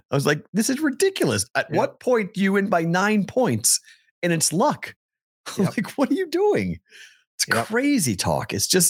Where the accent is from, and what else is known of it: Massachusetts, United States; born or raised there; moved away